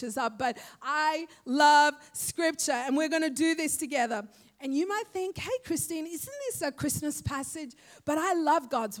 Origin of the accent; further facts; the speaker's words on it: Sri Lanka; now in Australia; I am just a young girl growing up in Sri Lanka